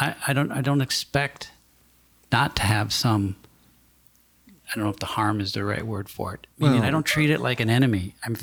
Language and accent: English; St. Paul, Minnesota, United States; growing up in St. Paul, like I did